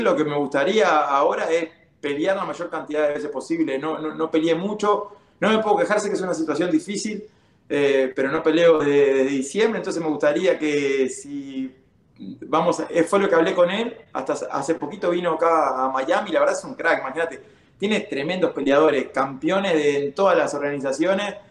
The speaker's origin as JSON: {"language": "Spanish", "country": "Uruguay", "also_born_or_lived": "Kansas City / California", "moved": "as an adult", "lives_now": "United States", "said": "Yo vengo de Uruguay"}